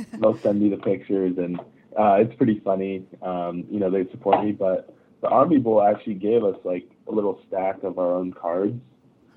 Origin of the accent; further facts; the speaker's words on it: Japan; moved away; I grew up in Japan